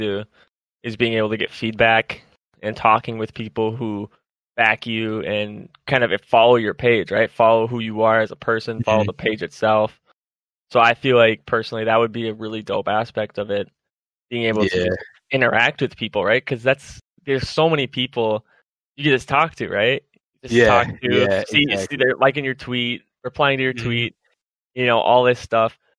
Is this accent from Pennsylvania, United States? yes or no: no; Minnesota, United States; I'm from Minnesota. So, if you couldn't tell by the little tish of an accent I got.